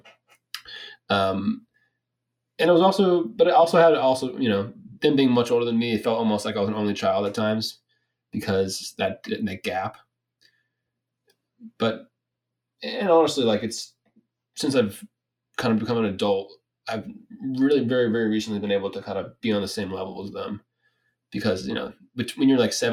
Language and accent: English; Benicia, California, United States; also born or lived in Richmond, California; I was born in 1997 in Richmond, California, in the Bay Area, not too far from Benicia, not too far from where you were born in Marin. And parents moved pretty much to Benicia within the year I was born. So grew up there